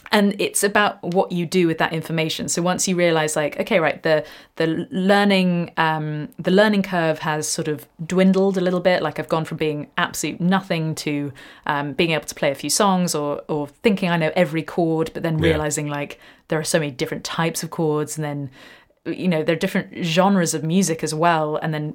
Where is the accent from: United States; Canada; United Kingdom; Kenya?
United Kingdom; England; moved away; I'm too English